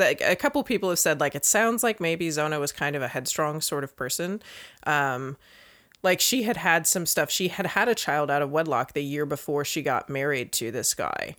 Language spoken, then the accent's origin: English; Northern Virginia, United States; I grew up in Virginia, but, like, Northern Virginia